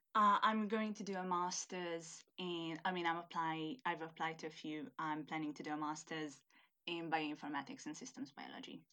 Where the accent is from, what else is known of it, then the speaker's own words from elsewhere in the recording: Hungary; first language Hungarian; English is a second language; moved away as an adult; now in United Kingdom; I'm originally from Hungary